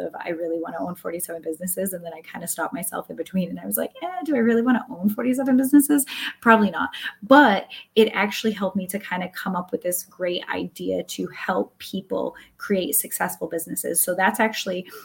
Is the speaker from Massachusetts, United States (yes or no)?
yes; Massachusetts, United States; I'm from Massachusetts